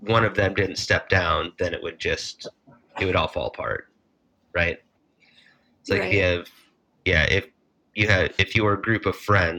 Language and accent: English; Iowa, United States; now in Minnesota, United States; I grew up in Iowa.